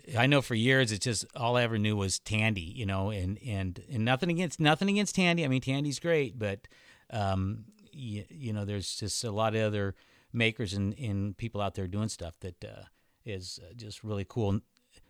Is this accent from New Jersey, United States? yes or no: no; California, United States; now in Arizona, United States; I'm from California